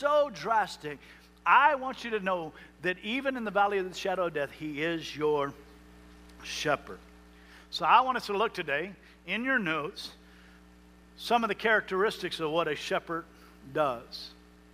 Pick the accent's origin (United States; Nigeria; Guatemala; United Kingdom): United States; Jones Creek, Texas; I grew up in Jones Creek, Texas